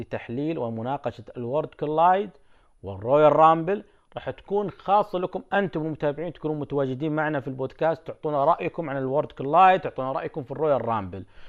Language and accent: Arabic; Saudi Arabia; عندنا في السعوديه